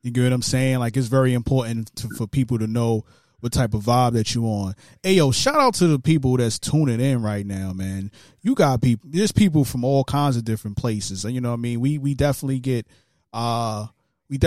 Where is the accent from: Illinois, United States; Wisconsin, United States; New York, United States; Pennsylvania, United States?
New York, United States; New York City; I'm from Brooklyn, New York